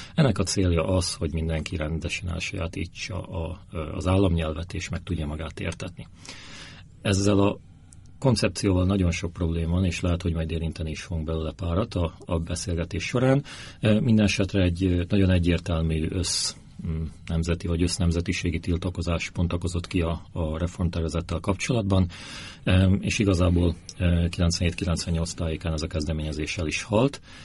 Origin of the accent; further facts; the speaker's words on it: Slovakia; also born or lived in Bratislava; én Szlovákiából jöttem, nem Ukrajnából, nem a Kárpátaljáról